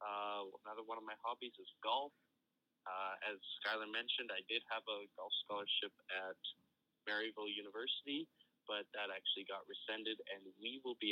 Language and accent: English; Edmonton, Alberta, Canada